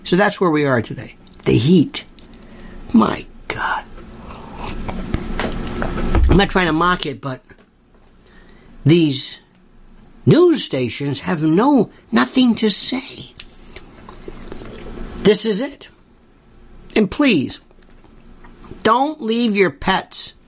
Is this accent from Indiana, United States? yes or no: no; Florida, United States; moved away; I'm from Florida.